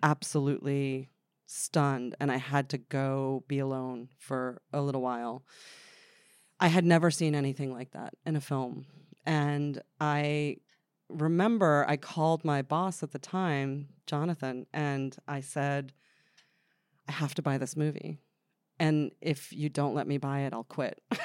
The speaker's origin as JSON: {"language": "English", "town": "Freehold", "region": "New Jersey", "country": "United States", "tie": "born or raised there", "also_born_or_lived": "Bradley Beach, New Jersey", "said": "I grew up in uh, a town called Freehold in New Jersey"}